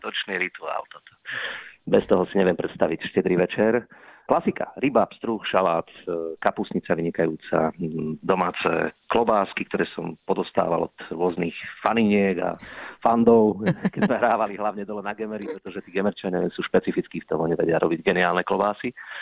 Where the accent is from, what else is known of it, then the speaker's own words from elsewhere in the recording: Krásna Lúka, Prešov Region, Slovakia; now in Košice, Slovakia; obidva ale pochádzame z okresu Saminov, smerom na Starú Ľubovňu, manželka je z mestečka Lipany, ja som rodákom z Krásnej Lúky